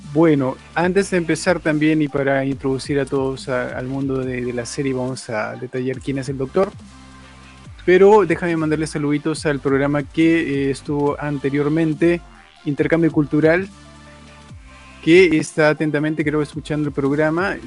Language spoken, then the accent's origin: Spanish; Peru; Yo también soy de Perú